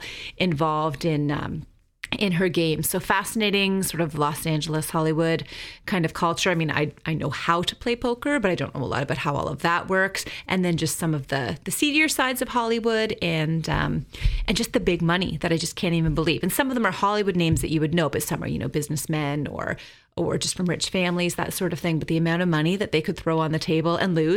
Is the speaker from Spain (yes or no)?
no; Canada; I'm Canadian